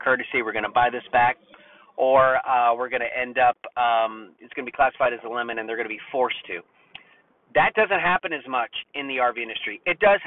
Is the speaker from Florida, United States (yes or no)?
yes; Florida, United States; now in North Carolina, United States; I'm from Florida, but I live in North Carolina